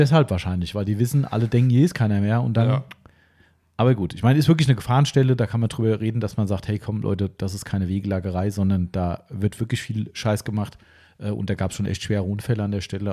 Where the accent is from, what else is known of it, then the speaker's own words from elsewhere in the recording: Germany; bei uns in Stammfischbach, in meinem Elternhaus, wir wohnen ähm, zwei Häuser von der Bushaltestelle weg